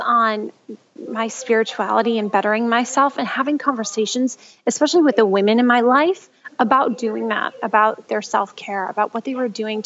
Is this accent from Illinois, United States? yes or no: no; Michigan, United States; now in Los Angeles, United States